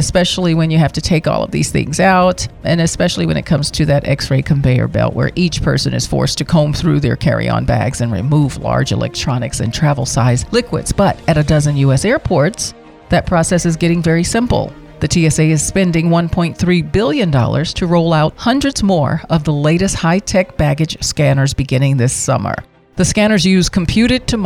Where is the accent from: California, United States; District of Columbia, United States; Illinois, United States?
District of Columbia, United States; Washington; My hometown